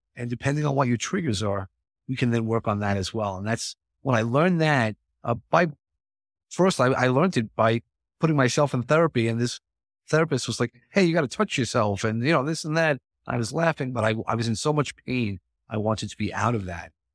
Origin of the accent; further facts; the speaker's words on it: New York, United States; I am from New York